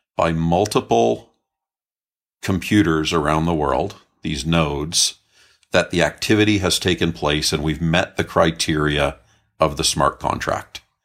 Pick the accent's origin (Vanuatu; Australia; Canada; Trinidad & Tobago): Canada; I grew up in Canada.